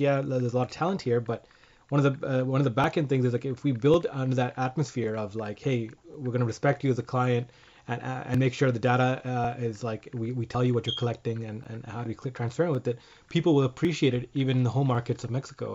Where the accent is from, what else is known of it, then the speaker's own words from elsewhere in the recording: Canada; first language English; some of us in Canada can speak two because of French